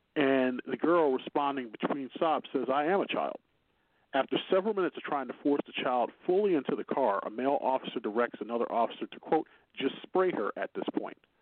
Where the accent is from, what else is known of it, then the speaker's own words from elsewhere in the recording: Chicago, Illinois, United States; accent: Chicago; My Chicago accent will say February at times